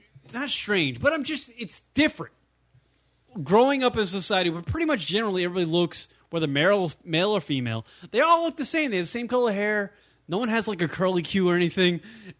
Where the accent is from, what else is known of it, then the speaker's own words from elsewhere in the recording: United States; we grew up in America.